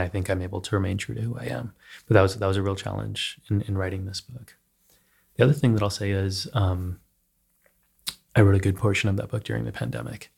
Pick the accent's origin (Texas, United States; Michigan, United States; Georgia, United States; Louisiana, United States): Texas, United States; now in New York City, United States; when I was growing up in Texas